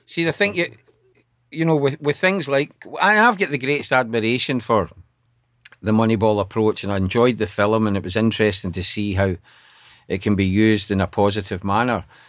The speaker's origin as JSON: {"language": "English", "town": "Glasgow", "region": "Scotland", "country": "United Kingdom", "tie": "born or raised there", "also_born_or_lived": "Coatbridge", "moved": "yes", "lives_now": "Sunderland, United Kingdom", "said": "I grew up in Cote Bridge and then the east end of Glasgow."}